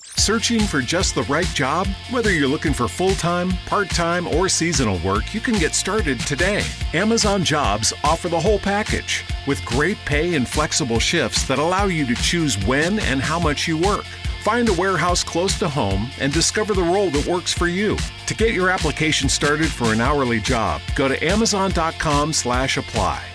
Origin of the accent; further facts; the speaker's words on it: Montreal, Quebec, Canada; when I was a kid growing up in the Park Extension area of Montreal